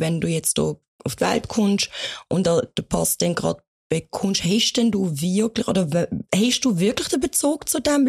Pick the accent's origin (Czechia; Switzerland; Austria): Switzerland; Basel, Basel-Stadt; bei uns in der Schweiz